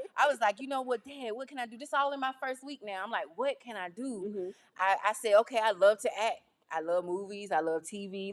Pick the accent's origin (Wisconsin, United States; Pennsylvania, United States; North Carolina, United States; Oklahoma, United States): North Carolina, United States; Jackson; I grew up in Jackson, North Carolina